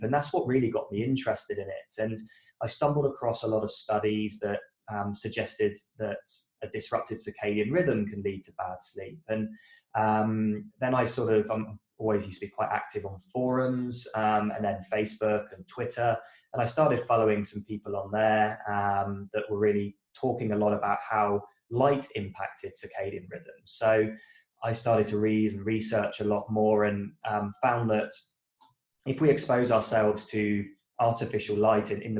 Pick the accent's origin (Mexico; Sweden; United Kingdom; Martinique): United Kingdom; moved away as an adult; now in Australia; I am a British guy that moved to Australia about a decade ago.